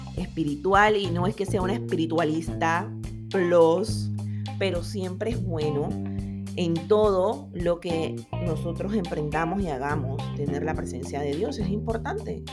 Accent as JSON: {"language": "Spanish", "country": "Panama", "said": "yo soy buena panameña"}